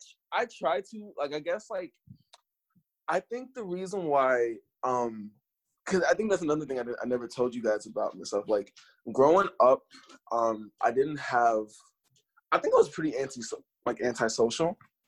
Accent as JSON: {"language": "English", "region": "New York", "country": "United States", "tie": "born there", "lives_now": "Philadelphia, United States", "said": "I live in Philadelphia, but I was born in New York, so I never really felt like a true New Yorker, but I never felt like a Philadelphian either."}